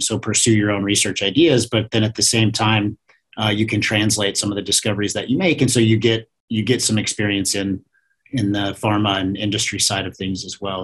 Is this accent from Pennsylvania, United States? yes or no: no; Iowa, United States; moved away as an adult; also born or lived in Kansas; born and raised in Iowa